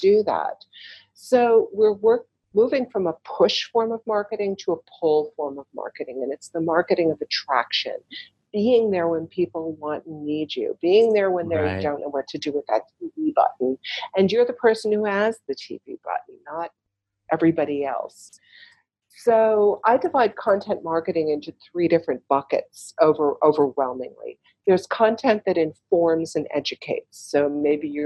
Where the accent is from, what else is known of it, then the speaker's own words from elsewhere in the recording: Chicago, Illinois, United States; now in New York, United States; I grew up in Chicago